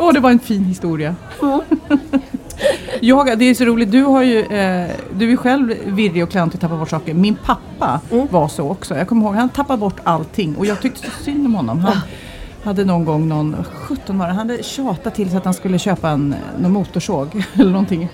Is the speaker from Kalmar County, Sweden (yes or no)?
no; Lidingö, Stockholm County, Sweden; jag är ju uppvuxen här